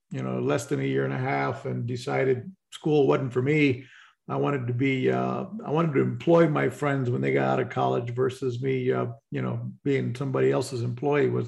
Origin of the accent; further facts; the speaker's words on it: Puerto Rico; moved away as an adult; also born or lived in San Antonio, Texas / Florida; I've sailed and been boating since I was about 17, as I grew up in in the Caribbean and Puerto Rico.